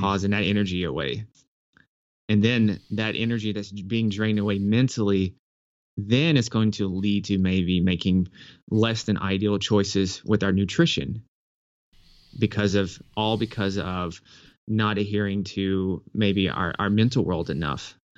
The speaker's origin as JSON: {"language": "English", "town": "Nashville", "region": "Tennessee", "country": "United States", "tie": "born or raised there", "said": "I grew up in Nashville, Tennessee"}